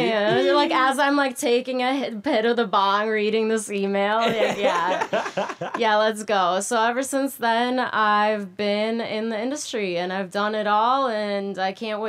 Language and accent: English; Minnesota, United States; born or raised there; moved away as an adult; also born or lived in Moscow, Russia; now in California, United States